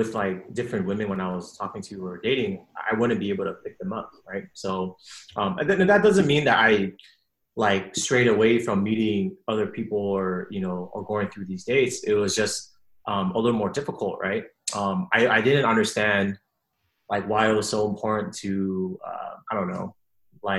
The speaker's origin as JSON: {"language": "English", "region": "West Coast", "country": "United States", "tie": "born or raised there", "said": "I was born in the West Coast"}